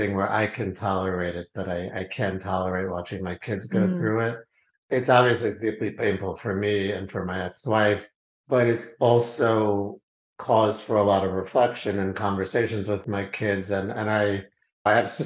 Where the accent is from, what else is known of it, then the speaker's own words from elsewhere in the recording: New York City, New York, United States; I grew up in Queens, New York